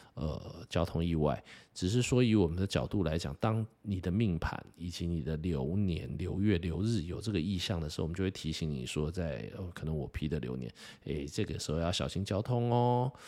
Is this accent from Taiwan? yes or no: yes; Taiwan; 身为一个台湾人